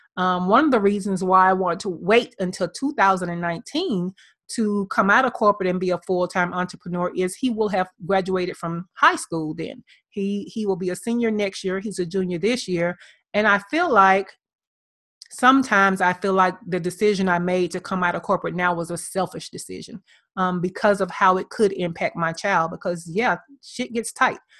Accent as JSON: {"language": "English", "town": "Birmingham", "region": "Alabama", "country": "United States", "tie": "born or raised there", "moved": "yes", "lives_now": "Atlanta, United States", "said": "My hometown is Birmingham, Alabama"}